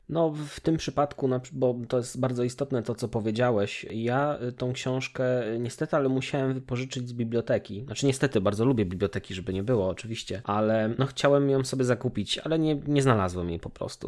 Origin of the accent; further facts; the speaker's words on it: Oleśnica, Lower Silesian Voivodeship, Poland; Pochodzę z miasta zwanego Oleśnicą, która leży w niedalekim sąsiedztwie Wrocławia